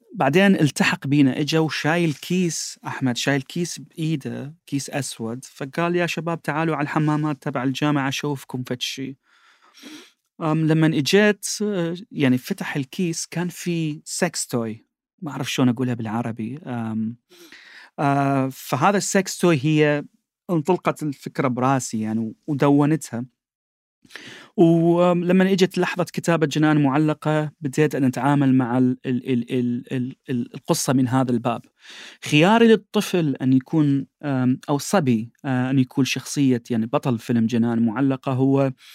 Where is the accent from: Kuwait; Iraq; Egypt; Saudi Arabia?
Iraq; بالنسبه لنا كعراقيين